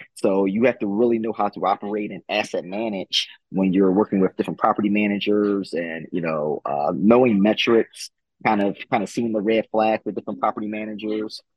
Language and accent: English; Philadelphia, Pennsylvania, United States; also born or lived in Louisiana; born and raised in Philadelphia